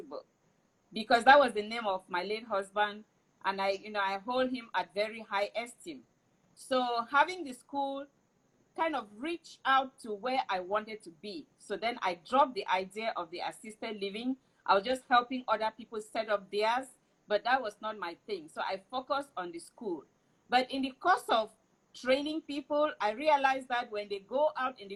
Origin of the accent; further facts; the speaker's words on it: Cameroon; moved away; I am from Cameroon